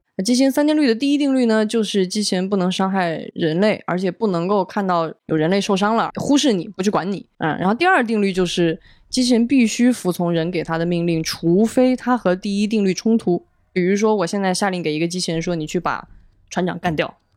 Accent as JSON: {"language": "Chinese", "country": "China", "said": "我们中国人非常熟悉的用热水煮"}